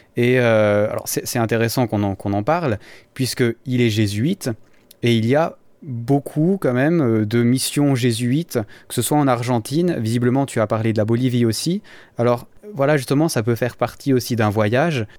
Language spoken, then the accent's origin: French; Valais, Switzerland; en tant que valaisan